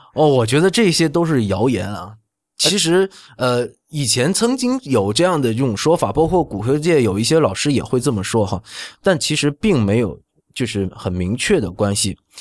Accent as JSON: {"language": "Chinese", "region": "Northeast China", "country": "China", "tie": "born or raised there", "moved": "yes", "said": "我出生在东北啊，东北的话，只管 就是那个冰骨，就是前面那一块骨头叫， 叫波楞盖儿"}